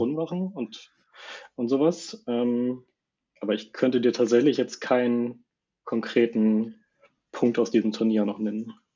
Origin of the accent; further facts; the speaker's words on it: Hamburg area, Germany; also born or lived in Norderstedt; ich wohne zwischen in Norderstedt, sonst eigentlich immer so im Bereich Hamburg, ist direkt daneben